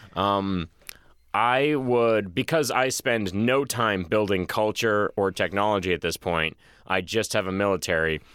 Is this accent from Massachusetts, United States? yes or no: yes; Boston, Massachusetts, United States; I'm from Boston